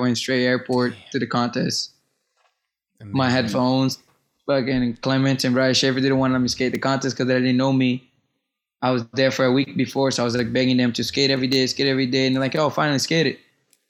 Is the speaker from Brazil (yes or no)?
yes; Brazil; English is a second language; No, he was just like, you know, like coming from Brazil, whatever, you know, like all tha